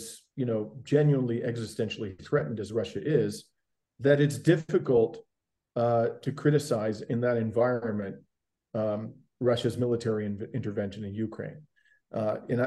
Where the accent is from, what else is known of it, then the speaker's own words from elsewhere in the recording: Canada; I'm a Canadian